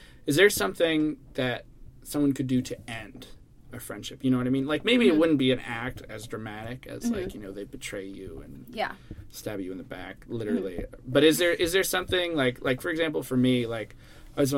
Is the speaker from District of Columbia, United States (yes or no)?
yes; Washington, District of Columbia, United States; moved away as an adult; I'm from around D.C. originally